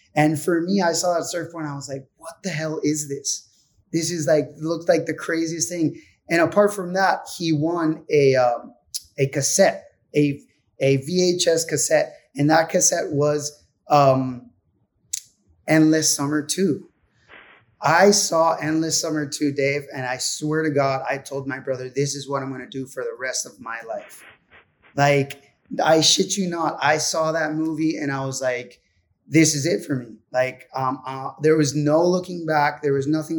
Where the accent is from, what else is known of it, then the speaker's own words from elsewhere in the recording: Puerto Rico; being from Puerto Rico